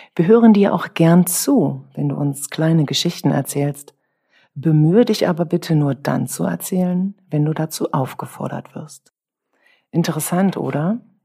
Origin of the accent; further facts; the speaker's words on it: Brandenburg, Germany; bevor es bei uns in Brandenburg in der dritten Klasse, dann ab der dritten Klasse, Benotungen gab